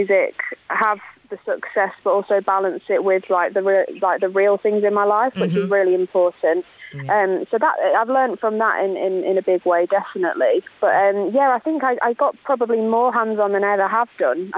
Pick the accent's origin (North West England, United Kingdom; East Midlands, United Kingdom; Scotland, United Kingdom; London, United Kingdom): East Midlands, United Kingdom; Lincolnshire; born or raised there; moved away